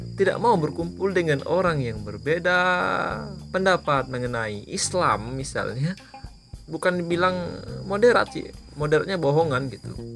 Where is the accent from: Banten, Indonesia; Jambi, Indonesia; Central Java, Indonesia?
Jambi, Indonesia; ke Jambi gitu ke kota saya